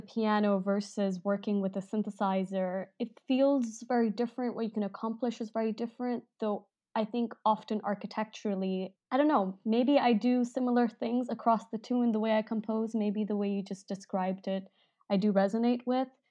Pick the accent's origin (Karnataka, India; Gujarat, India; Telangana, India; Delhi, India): Delhi, India; moved away as an adult; now in Bay Area, United States; I grew up in Delhi as a, as a teenager for, like, ten, fifteen years, and then I moved here